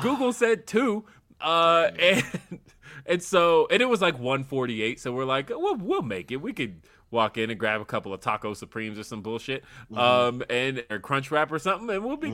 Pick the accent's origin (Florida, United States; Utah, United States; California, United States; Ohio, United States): California, United States; Southern; now in Colorado, United States; I am originally from California, specifically Southern California